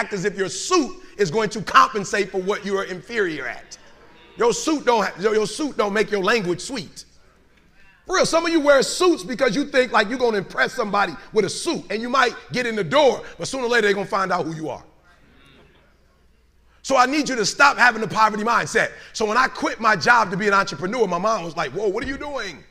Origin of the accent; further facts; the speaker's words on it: Detroit, Michigan, United States; I'm from Detroit.